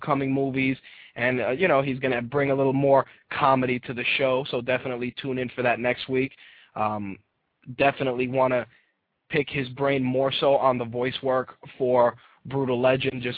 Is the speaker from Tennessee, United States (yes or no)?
no; New York City, New York, United States; As a New Yorker, it is a prerequisite that I am going to support my New York teams